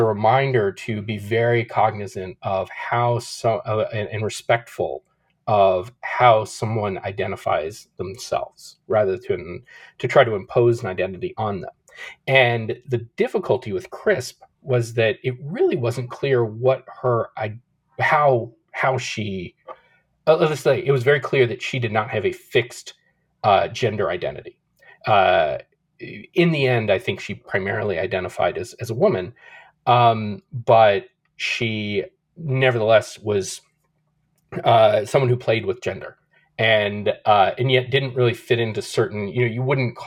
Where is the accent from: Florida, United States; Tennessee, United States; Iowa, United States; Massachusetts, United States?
Tennessee, United States; Nashville; I grew up in Nashville, so far away from the West, from West Hollywood.